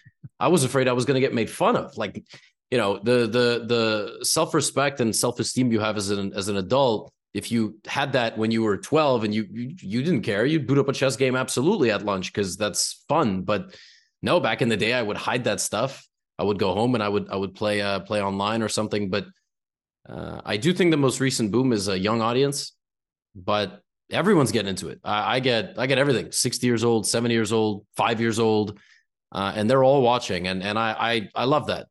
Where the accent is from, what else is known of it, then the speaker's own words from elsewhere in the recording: United States; also born or lived in New York; being an American